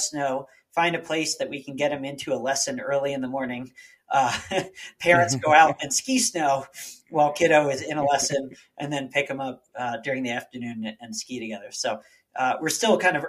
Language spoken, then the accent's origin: English; outside of Philadelphia, Pennsylvania, United States; moved away as an adult; also born or lived in Boulder, Colorado; now in Colorado, United States; I grew up outside of Philadelphia